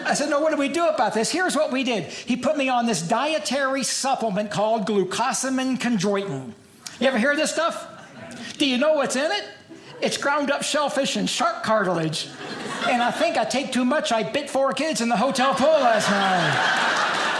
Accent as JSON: {"language": "English", "town": "Louisville", "region": "Kentucky", "country": "United States", "said": "I'm from Louisville, Kentucky"}